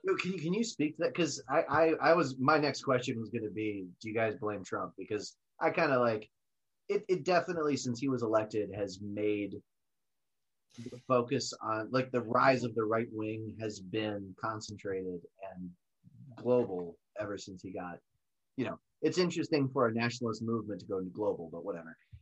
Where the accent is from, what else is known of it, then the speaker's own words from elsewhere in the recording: United States; as American citizens